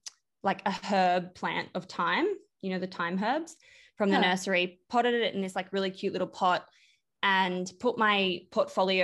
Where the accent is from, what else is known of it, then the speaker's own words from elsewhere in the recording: Brisbane, Queensland, Australia; where I grew up in Brisbane